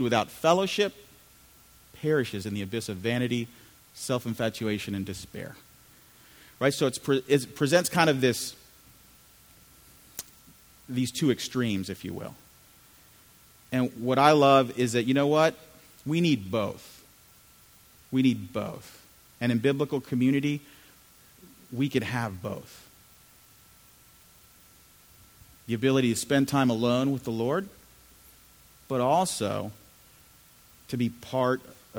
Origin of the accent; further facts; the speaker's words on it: United States; also born or lived in Chile; I'm from Chile originally, so I grew up here in the U.S., suburbs of D.C., my whole life growing up